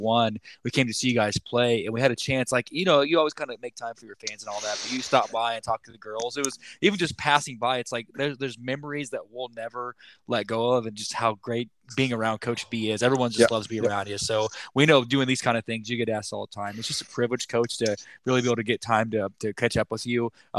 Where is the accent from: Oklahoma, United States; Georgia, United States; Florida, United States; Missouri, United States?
Oklahoma, United States; We're transplanted Shockers. We came from Oklahoma.